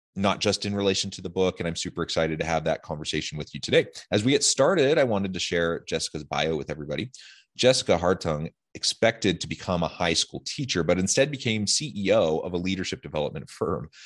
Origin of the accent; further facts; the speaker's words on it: Salem, Oregon, United States; now in Utah, United States; I grew up in Salem